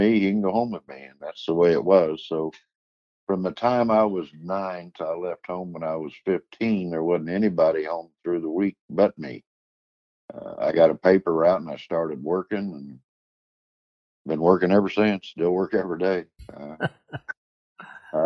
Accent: Terre Haute, Indiana, United States; born or raised there; also born or lived in Paris, Illinois

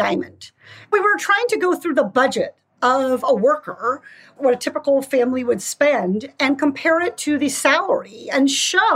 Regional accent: Iowa, United States; born or raised there

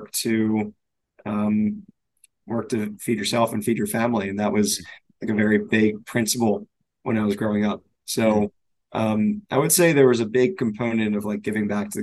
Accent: Pikesville, Maryland, United States; I grew up in Baltimore, just outside of Baltimore in a suburb called Pikesville

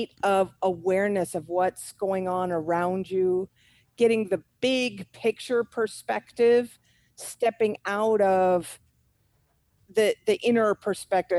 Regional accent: Olympia, Washington, United States; moved away as an adult; now in Panama; I grew up in Olympia, Washington, right on Puget Sound.

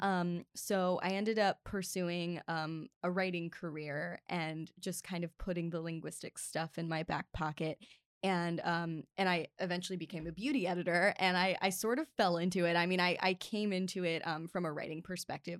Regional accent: Baltimore, Maryland, United States; now in Los Angeles, United States; I was born and raised in Baltimore

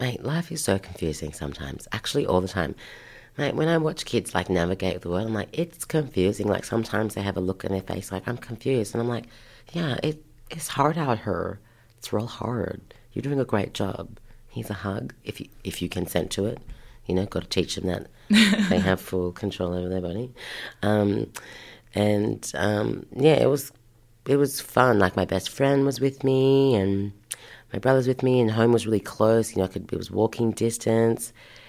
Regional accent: Haiti; And I'm like, I'm from Haiti.

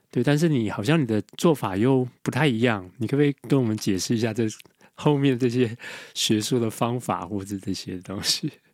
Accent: Taiwan; 我们在台湾长大

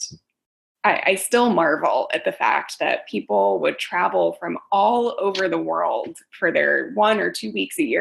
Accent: San Francisco, California, United States; I grew up in San Francisco in a bed and breakfast

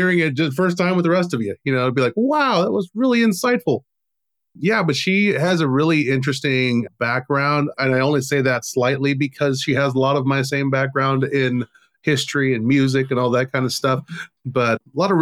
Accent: Texas, United States; now in Arizona, United States; I'm from Texas, now I'm in Arizona

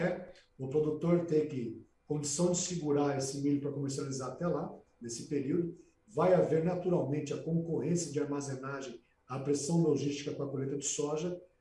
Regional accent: Brazil; Eu, como brasileiro

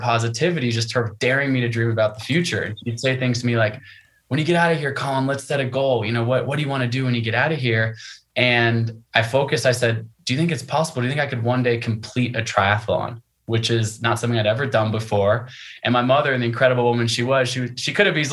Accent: United States; I am American. My parents are American, grandparents American

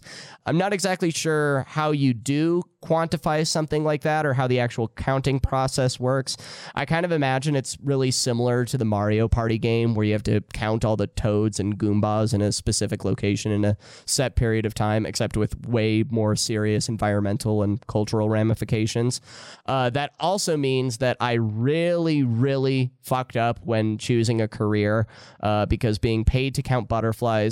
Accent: Mariel, Iowa, United States; growing up in Mariel, Iowa

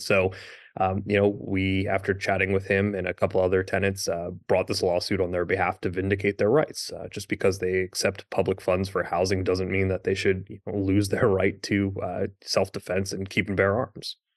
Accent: Pennsylvania, United States; I'm from Pennsylvania

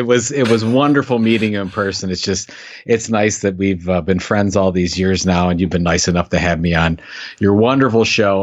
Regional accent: Sandusky, Ohio, United States; that's my hometown

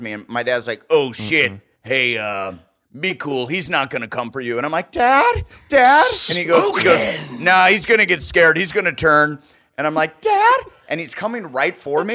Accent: United States; I grew up swimming in the Mississippi River, and there was snakes there often

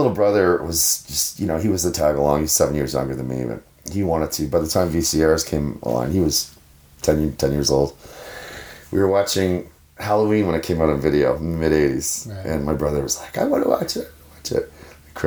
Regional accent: Sydney, Nova Scotia, Canada; when I was growing up in Sydney

